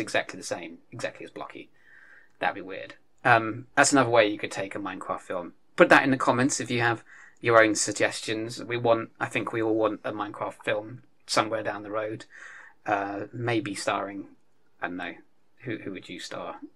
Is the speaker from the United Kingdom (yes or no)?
yes; United Kingdom; we're British